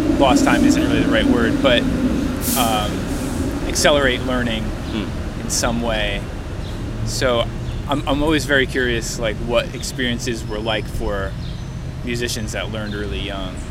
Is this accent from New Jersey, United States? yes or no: yes; Woodbridge, New Jersey, United States; moved away as an adult; also born or lived in Bethlehem, Pennsylvania; I'm originally from Woodbridge, New Jersey